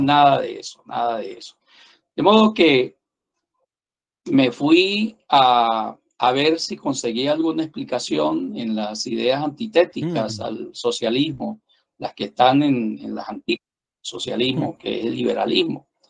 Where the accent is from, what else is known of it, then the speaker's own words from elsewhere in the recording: San Cristóbal, Táchira, Venezuela; also born or lived in Bogotá, Colombia; como otros venezolanos me tocó emigrar y me fui a Colombia